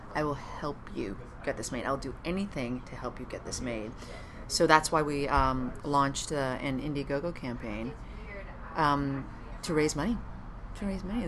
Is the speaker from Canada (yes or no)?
yes; Ottawa, Ontario, Canada; moved away as an adult; also born or lived in Montreal; now in Los Angeles, United States; a Canadian who grew up in Ottawa